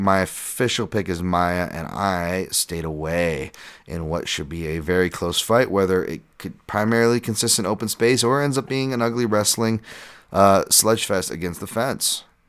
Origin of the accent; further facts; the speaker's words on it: South Africa; Speaking of potential race issues, I'm from South Africa.